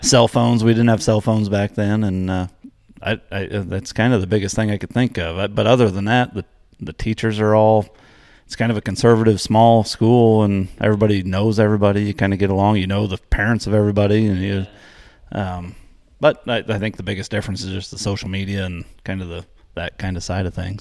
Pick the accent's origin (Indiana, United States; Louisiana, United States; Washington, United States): Indiana, United States; Palestine; I grew up in Palestine, Indiana